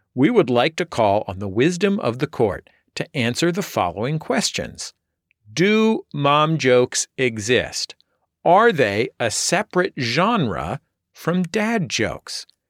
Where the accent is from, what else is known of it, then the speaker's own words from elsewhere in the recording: San Francisco, California, United States; now in Los Angeles, United States; I'm from San Francisco